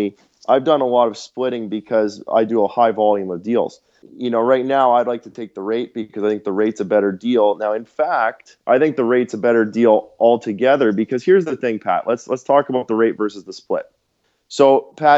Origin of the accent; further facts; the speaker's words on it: Winnipeg, Manitoba, Canada; also born or lived in Dallas, Texas; I'm from Winnipeg traditionally, and my base is in Winnipeg